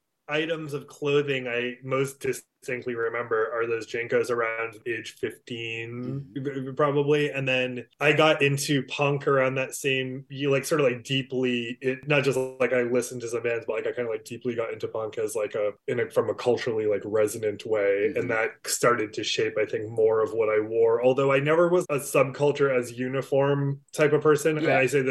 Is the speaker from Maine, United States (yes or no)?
yes; Cornish, Maine, United States; I grew up in a small town in Maine called Cornish.